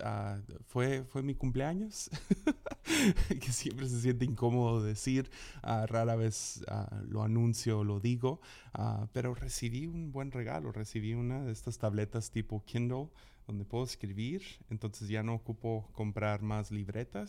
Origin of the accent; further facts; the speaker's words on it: Mazatlán, Sinaloa, Mexico; crecí en Mazatlán